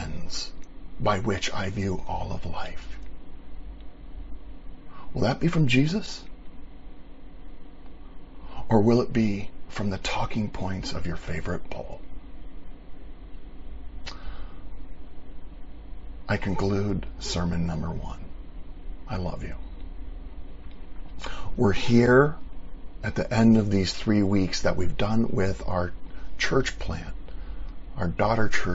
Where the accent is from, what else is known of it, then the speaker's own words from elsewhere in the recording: United States; here in America as an American